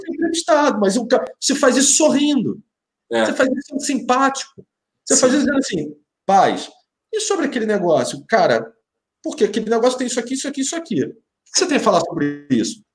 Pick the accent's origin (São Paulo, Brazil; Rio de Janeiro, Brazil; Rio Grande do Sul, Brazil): Rio de Janeiro, Brazil; minha grande Tijuca, que saudade, minha terrinha